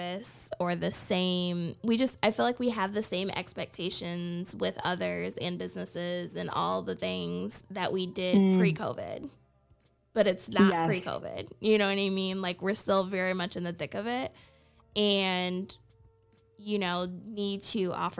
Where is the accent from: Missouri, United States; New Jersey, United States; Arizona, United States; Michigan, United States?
Michigan, United States; Lansing; I grew up here in Lansing